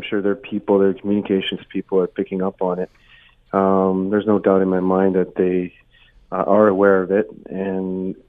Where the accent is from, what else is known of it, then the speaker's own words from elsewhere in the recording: Canada; as a Canadian and as an artist, particularly an Indigenous person